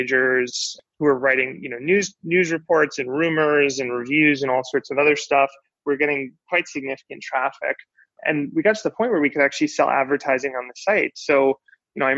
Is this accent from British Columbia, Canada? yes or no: yes; Vancouver, British Columbia, Canada; also born or lived in Victoria, Canada; growing up, I grew up in Vancouver, Canada